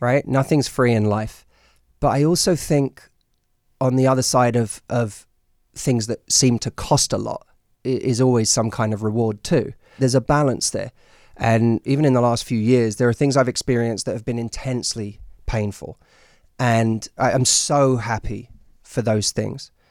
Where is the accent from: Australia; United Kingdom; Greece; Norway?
United Kingdom; London; now in United States; I'm from, I'm from London